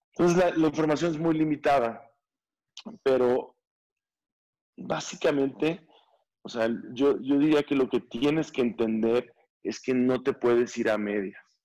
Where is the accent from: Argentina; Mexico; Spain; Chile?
Mexico; nosotros como mexicanos